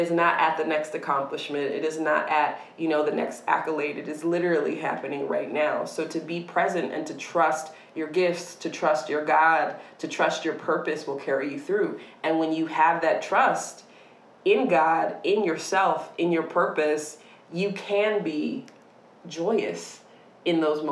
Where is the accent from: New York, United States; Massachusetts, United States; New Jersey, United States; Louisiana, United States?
New York, United States; Syracuse; moved away; growing up in Syracuse, New York